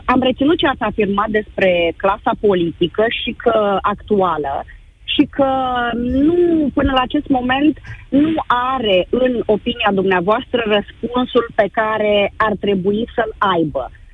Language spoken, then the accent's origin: Romanian; Iași, Iași County, Romania; sunt din Iași, am 49 de ani